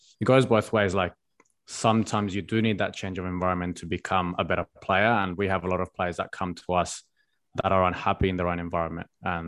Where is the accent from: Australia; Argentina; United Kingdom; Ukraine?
Australia; none of us grew up here, but growing up in Australia can be really, really comfortable.